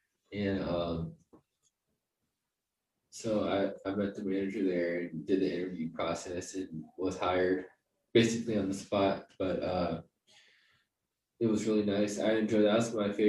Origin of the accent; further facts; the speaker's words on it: Tampa, Florida, United States; also born or lived in San Diego; now in St. Louis, United States; I'm actually from Tampa, Florida. I made my way to St. Louis. I've traveled a lot. I've lived in most of the major cities in the United States. My most recent was San Diego, and now I'm in St. Louis.